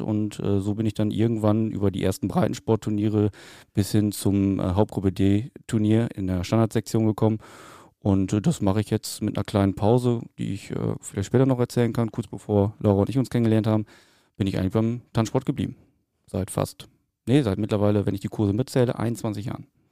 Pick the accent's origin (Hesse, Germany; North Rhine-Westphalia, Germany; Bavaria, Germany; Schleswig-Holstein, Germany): North Rhine-Westphalia, Germany; Rheine; bei uns in Rheine, also da habe ich meinen Tanzkurs gemacht